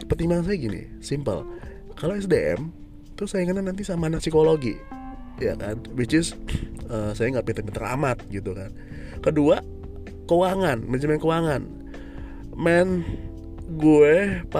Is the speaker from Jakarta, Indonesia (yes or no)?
yes; Jakarta, Indonesia; born there; saya lahir di Jakarta, tepatnya 37 tahun yang lalu ya.